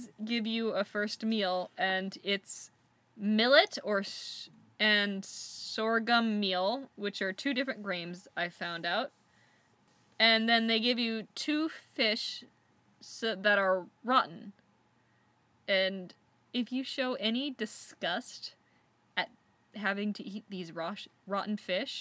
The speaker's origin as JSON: {"language": "English", "country": "United States", "said": "as an American"}